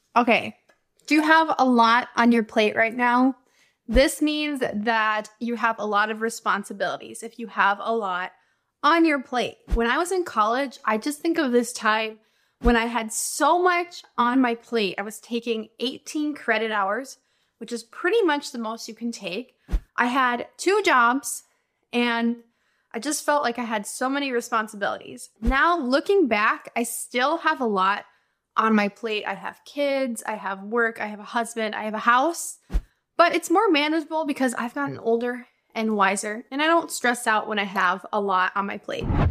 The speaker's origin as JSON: {"language": "English", "country": "United States", "said": "I'm an American English teacher"}